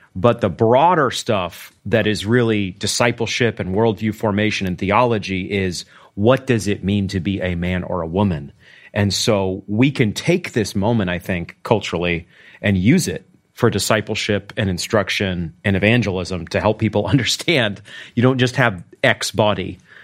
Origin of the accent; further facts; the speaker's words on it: Maine, United States; now in Arkansas, United States; I'm from Maine